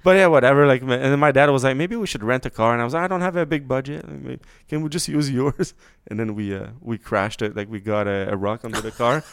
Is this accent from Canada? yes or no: yes; Quebec, Canada; moved away; I grew up in Quebec